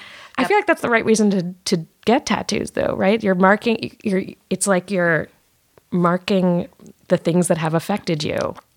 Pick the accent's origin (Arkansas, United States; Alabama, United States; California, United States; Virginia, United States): Virginia, United States; Richmond; born or raised there